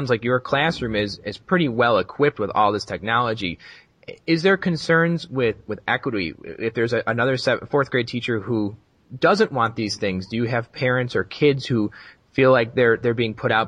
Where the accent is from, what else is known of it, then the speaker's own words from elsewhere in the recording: Buffalo, New York, United States; I'm from Buffalo, so I'm up north